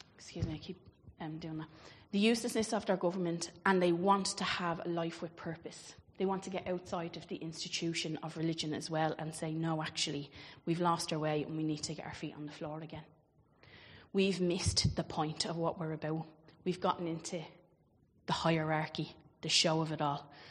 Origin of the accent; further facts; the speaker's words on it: Ireland; I grew up obviously in Catholic Ireland